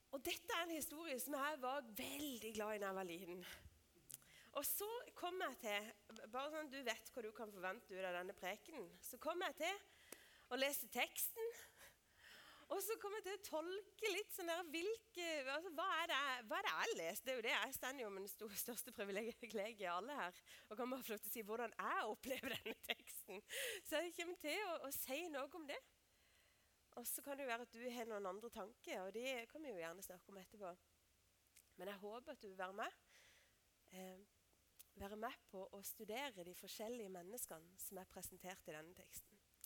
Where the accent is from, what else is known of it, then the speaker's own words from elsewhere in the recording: Lista, Agder, Norway; moved away; jeg kommer fra Lister, for det er sant